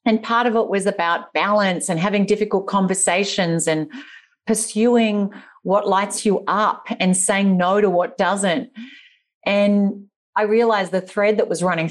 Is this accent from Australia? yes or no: yes; Australia; moved away as an adult; also born or lived in Papua New Guinea; As you can probably tell from my accent, I'm from the deep, deep, deep, deep, deep south, and the land down under. So yeah, I grew up in Australia